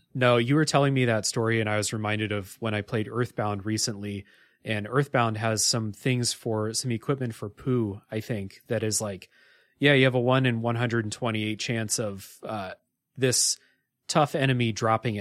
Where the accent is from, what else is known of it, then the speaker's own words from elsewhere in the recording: Ohio, United States; I grew up in Ohio